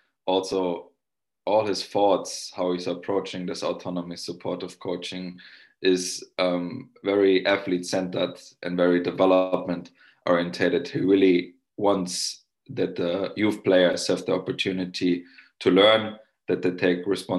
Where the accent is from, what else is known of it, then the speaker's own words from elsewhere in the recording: Germany; now in Finland; I'm from Germany